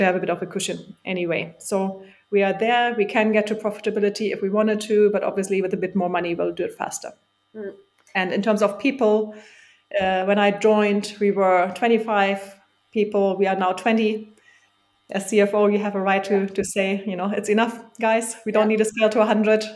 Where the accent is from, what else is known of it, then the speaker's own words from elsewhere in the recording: Germany; moved away as an adult; now in London, United Kingdom; growing up in Germany, going to state school, state uni